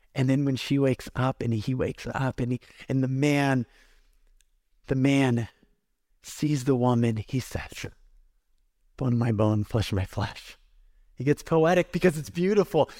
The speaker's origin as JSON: {"language": "English", "region": "California", "country": "United States", "tie": "born or raised there", "moved": "yes", "said": "for me as a Californian kid"}